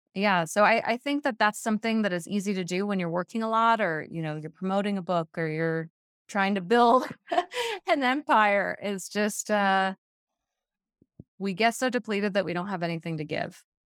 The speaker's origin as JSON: {"language": "English", "region": "Hawaii", "country": "United States", "tie": "born or raised there", "moved": "yes", "lives_now": "Colorado, United States", "said": "most of my favorite activities are water sports because I grew up in Hawaii"}